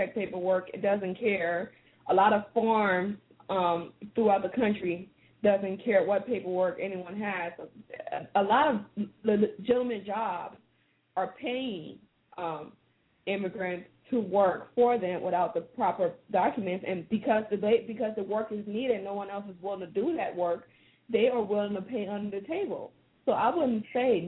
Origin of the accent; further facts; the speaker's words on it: West Coast, United States; growing up on the West Coast